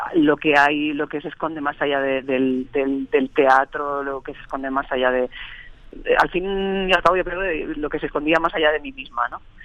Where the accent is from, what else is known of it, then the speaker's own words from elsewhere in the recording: Barcelona, Catalonia, Spain; moved away as an adult; also born or lived in Extremadura; now in Madrid, Spain; yo sí que nací en Barcelona, pero llevo ya desde 2015 viviendo en Madrid